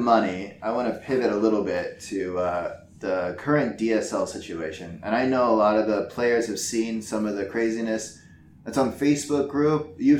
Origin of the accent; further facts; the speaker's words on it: Napa Valley, California, United States; also born or lived in Oahu, Hawaii; now in South Korea; I'm from the Napa Valley, which is outside of San Francisco. So I say from San Francisco, went to school in Hawaii